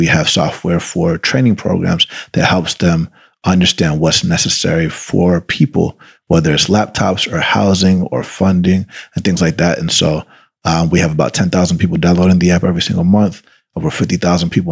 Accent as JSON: {"language": "English", "town": "Atlanta", "region": "Georgia", "country": "United States", "tie": "born or raised there", "first_language": "Spanish", "second_language": "English", "said": "I grew up in Atlanta, Georgia"}